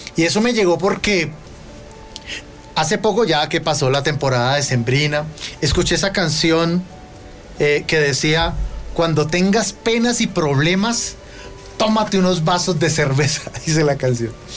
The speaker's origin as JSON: {"language": "Spanish", "country": "Colombia", "said": "nosotros como colombianos"}